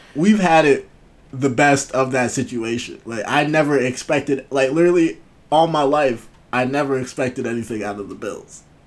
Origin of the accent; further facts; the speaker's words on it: Buffalo, New York, United States; I'm from Buffalo